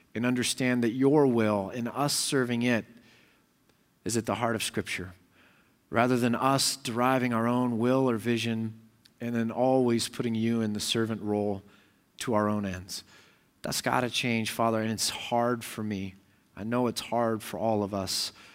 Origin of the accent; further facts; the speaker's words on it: United States; I'm an American